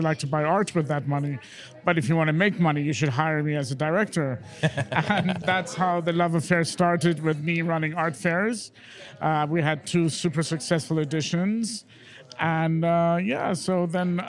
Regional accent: London, United Kingdom; also born or lived in Iran; Grew up in London, where I've been living

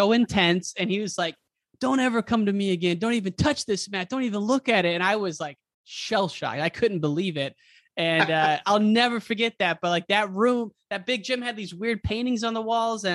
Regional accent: United States; I grew up in the Quad City

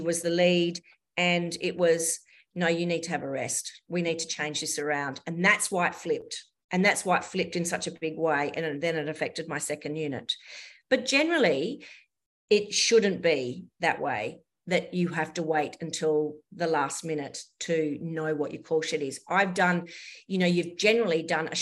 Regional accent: Kalgoorlie, Western Australia, Australia; My first paid job was in my hometown of Kalgoorlie. I grew up in Kalgoorlie in Western Australia.

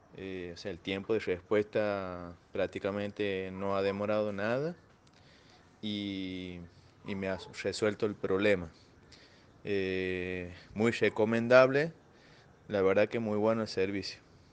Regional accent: Santiago del Estero, Argentina; soy de Argentina, Santiago del Estero.

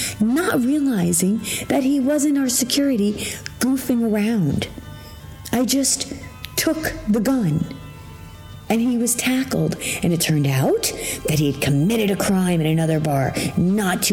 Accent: New York, United States; I'm from New York

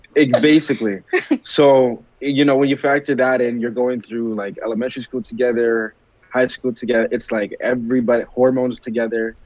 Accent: Brampton, Ontario, Canada; also born or lived in Rexdale, Toronto; I was raised in Brampton, but I was actually born in Rex.

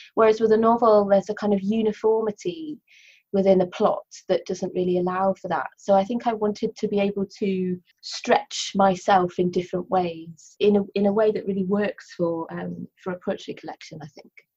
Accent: Cornwall, South West England, United Kingdom; first language English; moved away as an adult; now in Wales, United Kingdom; I grew up in Cornwall and I moved to Wales uh, when I went to university a while ago now.

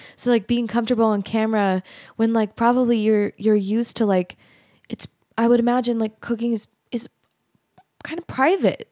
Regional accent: Arizona, United States; I grew up in Arizona

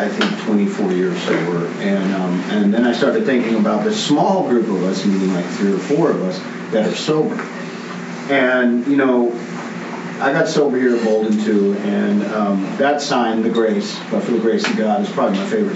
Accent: Austin, Texas, United States; all my brothers and sisters I grew up with here in Austin

